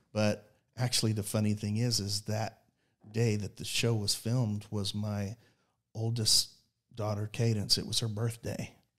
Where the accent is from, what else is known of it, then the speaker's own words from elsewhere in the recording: Oklahoma City, Oklahoma, United States; we're from Oklahoma City